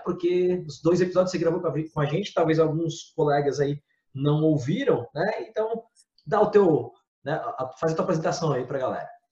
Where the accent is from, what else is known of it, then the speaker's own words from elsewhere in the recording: Florianópolis, Santa Catarina, Brazil; nós somos de, de Santa Catarina, de Florianópolis, os três aqui moramos em Florianópolis especificamente